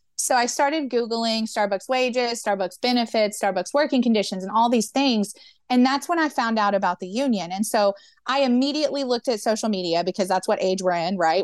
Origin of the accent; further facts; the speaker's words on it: Memphis, Tennessee, United States; I grew up in Memphis, Tennessee